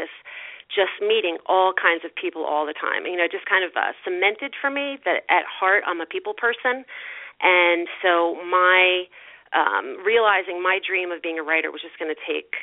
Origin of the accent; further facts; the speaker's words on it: Greenport, New York, United States; I came back to my hometown, where I actually live now, in Greenport